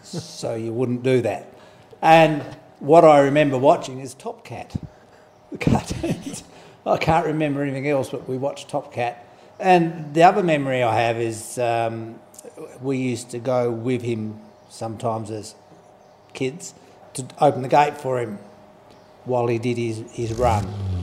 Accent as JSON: {"language": "English", "town": "Spalding", "region": "South Australia", "country": "Australia", "tie": "born or raised there", "said": "I've lived here all my life."}